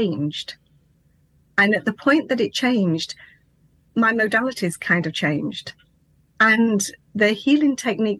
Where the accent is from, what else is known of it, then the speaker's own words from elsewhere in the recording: England, United Kingdom; also born or lived in Lincolnshire; I'm from England, and I live in a place called Lincolnshire, in a little tiny rural village.